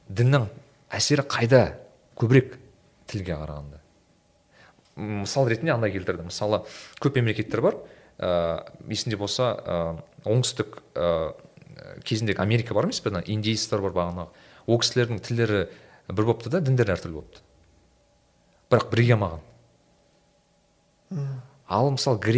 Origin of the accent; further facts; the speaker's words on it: Turkistan Region, Kazakhstan; moved away; мен менің ауыл жағым түркістан жағы